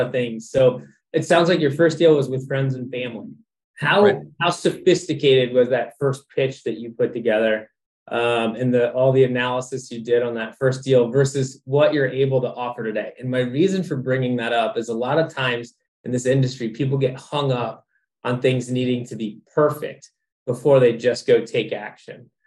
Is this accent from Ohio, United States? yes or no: yes; Cincinnati, Ohio, United States; moved away as an adult; also born or lived in Dayton, Ohio; now in Orlando, United States; I was born in Dayton, raised in Cincinnati, and then went to Ohio State.